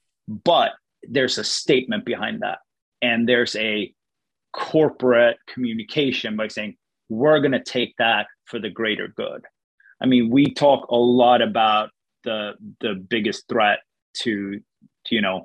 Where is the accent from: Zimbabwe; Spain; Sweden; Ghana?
Sweden; moved away; I'm born and raised in Sweden